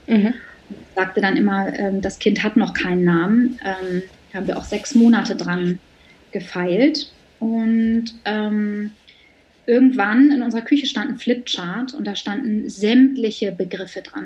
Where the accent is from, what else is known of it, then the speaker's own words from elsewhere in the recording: Bremen, Germany; ich bin Bremerin in Bremen und da habe ich schon relativ früh angefangen zu arbeiten, also so als ich so ungefähr 14 war